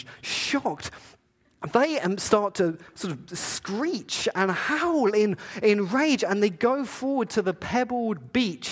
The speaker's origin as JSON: {"language": "English", "town": "Eastbourne", "region": "South East England", "country": "United Kingdom", "tie": "born or raised there", "moved": "yes", "lives_now": "Canada", "said": "I grew up in England. I grew up in a place called Eastbourne. It's near Brighton, very south coast against the channel of England."}